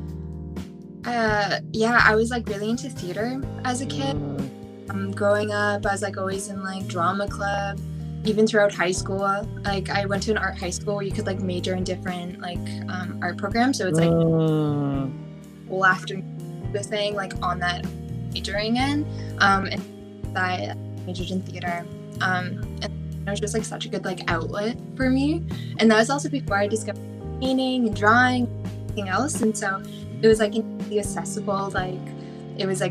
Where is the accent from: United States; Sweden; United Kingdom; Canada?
Canada; Toronto, Ontario; I'm 22, born and raised in Toronto, still living here.